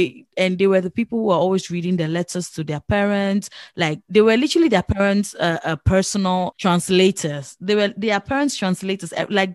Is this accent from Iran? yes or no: no; Ghana; moved away; I was privileged to learn my language because I was born in Ghana.